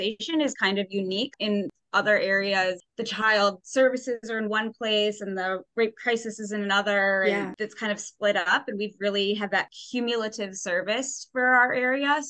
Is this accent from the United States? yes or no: yes; Binghamton, New York, United States; I left for a little bit, and I got an undergrad degree in psychology, and then I came back to Binghamton because I missed the Twin Tiers so much